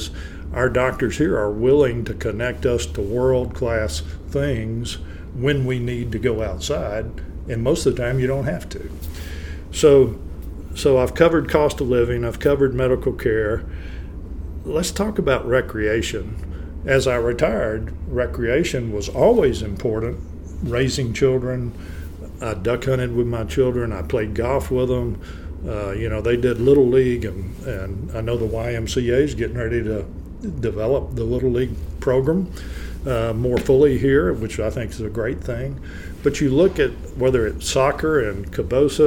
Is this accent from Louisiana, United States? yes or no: yes; Plain Dealing, Louisiana, United States; now in Shreveport, United States; I grew up in Plain Dealing, Louisiana, was my hometown